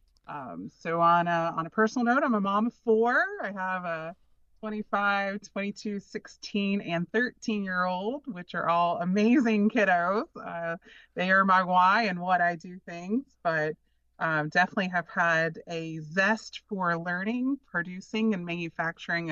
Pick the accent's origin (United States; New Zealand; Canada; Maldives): United States; North Carolina; I was born and raised in North Carolina, very rural area